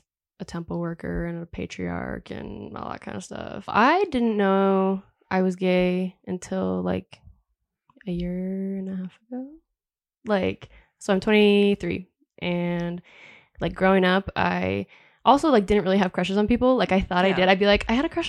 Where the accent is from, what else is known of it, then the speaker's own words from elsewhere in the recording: Washington near Seattle, United States; I was raised in Washington near Seattle, so very liberal area.